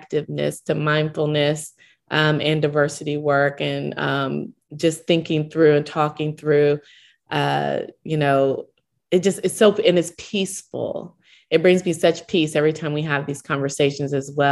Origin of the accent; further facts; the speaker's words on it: Owasso, Oklahoma, United States; I grew up in Oklahoma, small town of Owasso, Oklahoma, which is not far outside of Tulsa.